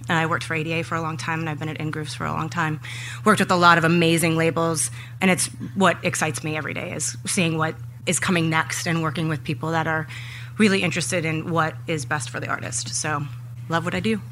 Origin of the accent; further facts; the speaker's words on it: Minneapolis, Minnesota, United States; I grew up in Minneapolis which has a very rich music history